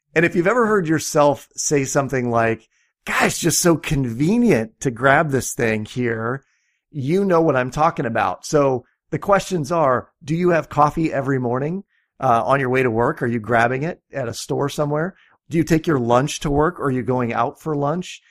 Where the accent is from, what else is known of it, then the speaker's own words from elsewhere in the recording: Iowa, United States; I'm from Iowa